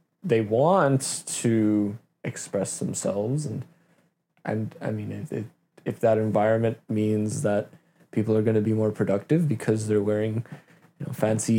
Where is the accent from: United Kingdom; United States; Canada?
Canada; also born or lived in Russia; I'm also Canadian